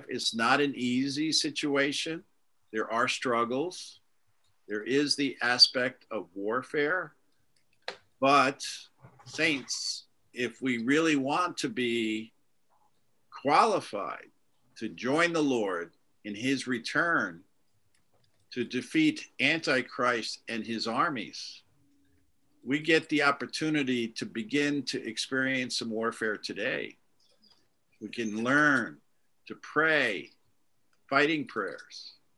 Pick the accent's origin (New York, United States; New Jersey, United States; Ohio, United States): New York, United States; moved away as an adult; also born or lived in Boston / London; now in Dublin, Ireland; I grew up in New York